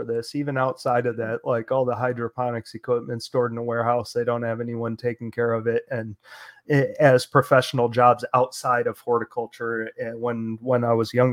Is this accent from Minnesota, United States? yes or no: no; Oscoda, Michigan, United States; moved away; I grew up in Oscoda, up in northern Michigan